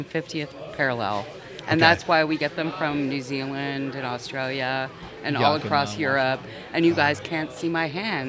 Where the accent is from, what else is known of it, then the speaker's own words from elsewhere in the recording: Washington, District of Columbia, United States; now in Phoenix, United States; I grew up in Washington, D.C., and when I first moved to Phoenix